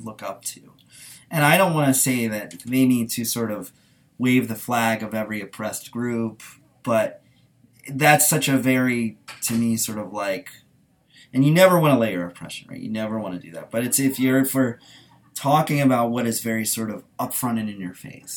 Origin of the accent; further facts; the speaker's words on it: Washington, District of Columbia, United States; also born or lived in Baltimore, Maryland; I'm really from Baltimore, but being growing up in sort of the DC area to an extent